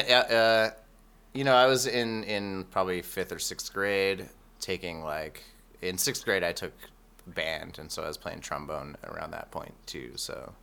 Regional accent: Reno, Nevada, United States; also born or lived in Tennessee; now in Medford, United States; I grew up in Reno.

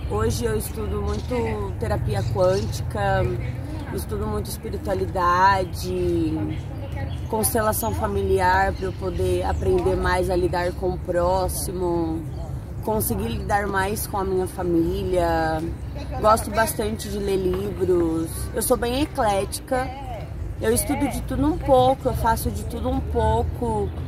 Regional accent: São Paulo, Brazil; now in São José do Rio Preto, Brazil; moro em São José do Rio Preto hoje, mas sou da capital de São Paulo

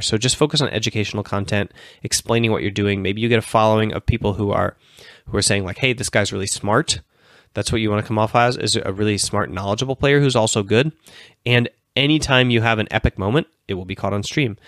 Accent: Minnesota, United States; moved away as an adult; also born or lived in Finland; University of Minnesota, my, my home state.

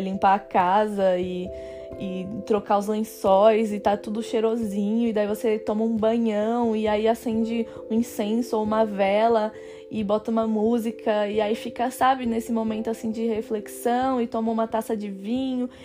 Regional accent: Brazil; moved away as an adult; now in France; eu posso voltar para o Brasil

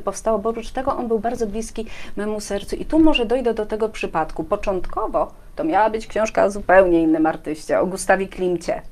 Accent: Tychy, Silesian Voivodeship, Poland; ja z Tychu, jestem Tyszanką

